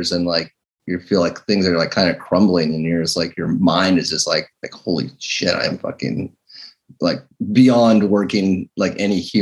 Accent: Seattle, Washington, United States; I'm from Seattle

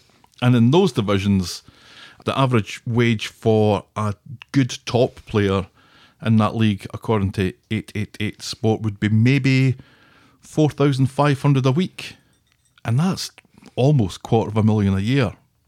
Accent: Davyhulme, North West England, United Kingdom; Incidentally, I grew up in Davyhulme and my dad played local football for Trafford, Macclesfield, Winton Albion, Flixton, and Irlam

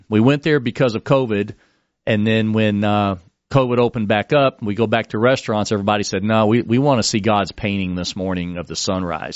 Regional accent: Texas, United States; now in Florida, United States; I moved to Florida. I'm a Texan

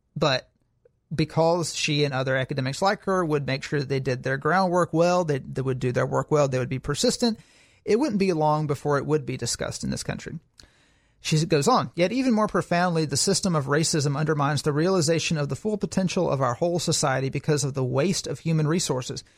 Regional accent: Alabama, United States; I'm from Alabama

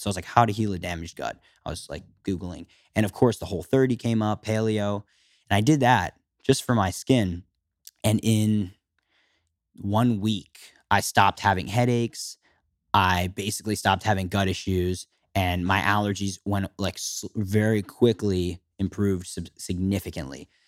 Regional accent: Philadelphia, Pennsylvania, United States; I was fourteen years old and living, growing up in Philadelphia, a suburb

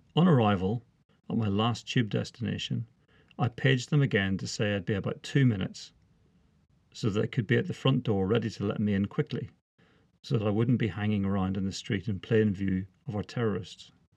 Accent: Northern Ireland, United Kingdom; moved away as an adult; now in England, United Kingdom; I was born and brought up in Northern Ireland

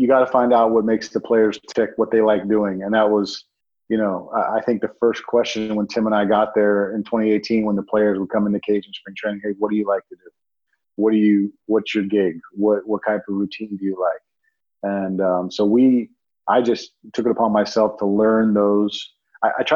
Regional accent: Miami, Florida, United States; I grew up in Miami

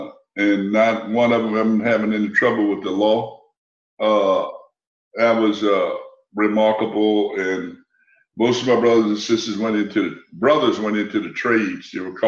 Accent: Louisiana, United States; It was hot. I can remember that. It was hot, and we grew up in a typical old wood frame house without air conditioning.

